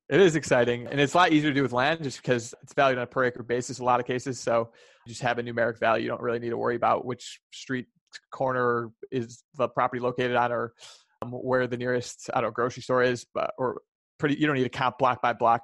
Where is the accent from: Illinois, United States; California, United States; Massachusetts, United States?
Illinois, United States; Chicago; I'm from Chicago